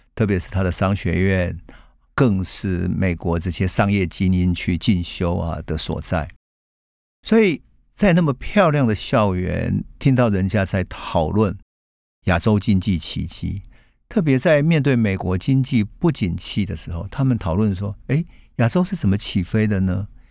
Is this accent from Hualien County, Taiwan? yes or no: no; Taichung, Taiwan; 我们住在台中乡下，现在已经变成高铁站的乌日那里，那是我的家乡。在台中乡下的三合院里面